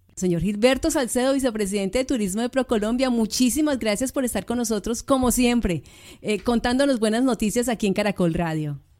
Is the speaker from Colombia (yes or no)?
yes; Colombia; nosotros los colombianos